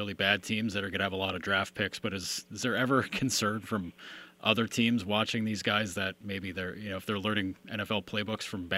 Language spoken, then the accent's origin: English; upstate New York, United States; growing up in upstate New York